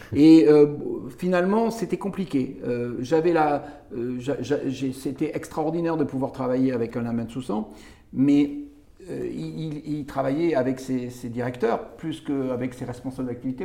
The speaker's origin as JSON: {"language": "French", "town": "Béziers", "region": "Occitania", "country": "France", "tie": "born or raised there", "said": "Donc, je suis biterrois. Je viens de Béziers. Je suis né à Béziers."}